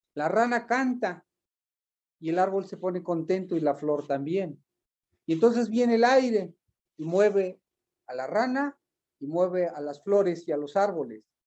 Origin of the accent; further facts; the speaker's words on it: Malinalco, State of Mexico, Mexico; haber crecido en esta tierra me llevó a indagar mis raíces